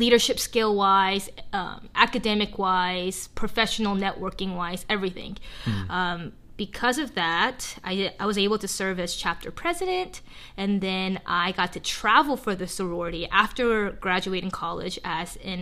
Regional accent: Grayson, Georgia, United States; English is a second language; moved away as an adult; also born or lived in South Korea / Atlanta, Georgia; now in Canada; I was born in South Korea, and we moved to a small little town called Grayson, Georgia, in Gwinnett County

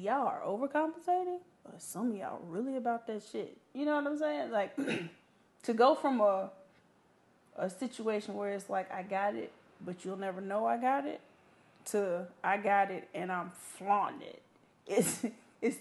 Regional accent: Memphis, Tennessee, United States; moved away as an adult; also born or lived in Georgia; now in Atlanta, United States; So I was already from Memphis.

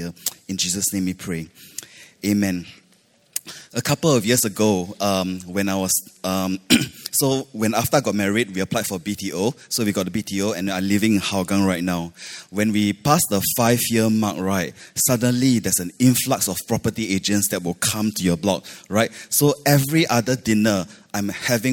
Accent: Malaysia; now in Singapore; I grew up in Malaysia

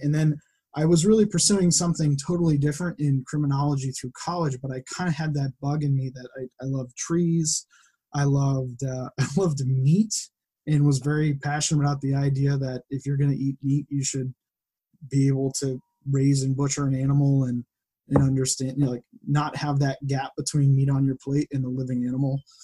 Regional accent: West Springfield, Massachusetts, United States; I grew up in West Springfield

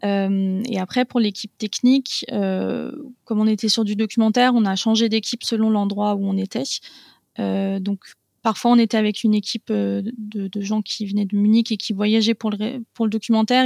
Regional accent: Paris region, Île-de-France, France; j'ai grandi en région parisienne

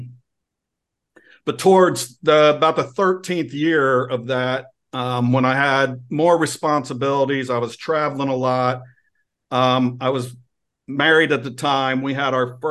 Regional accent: Ohio, United States; now in Virginia, United States; I grew up in Ohio

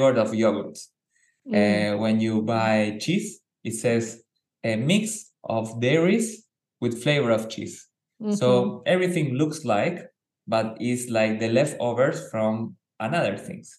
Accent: Argentina; I was born in Argentina

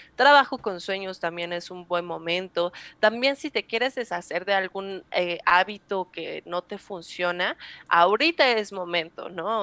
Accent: Mexico; nosotros como mexicanos

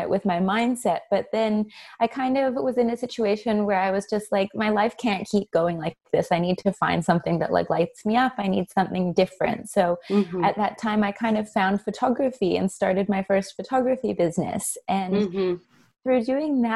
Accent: Canada; moved away as an adult; now in Australia; I'm from Canada originally, but I moved here 8 years ago.

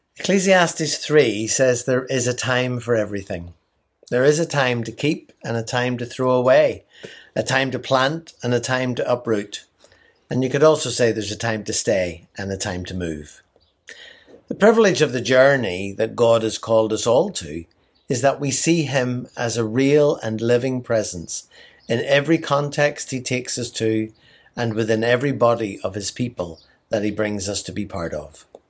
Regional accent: Ireland; moved away as an adult; now in New Zealand; I'm from Ireland.

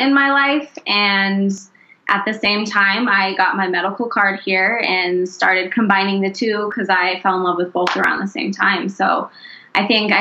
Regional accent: Wyoming, United States; moved away as an adult; now in Denver, United States; I grew up in Wyoming and been in Denver for next month it'll be 8 years.

